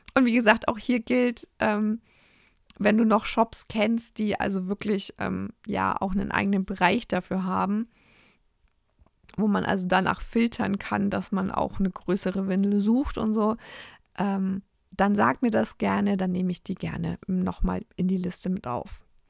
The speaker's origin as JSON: {"language": "German", "country": "Germany", "said": "bei uns in Deutschland"}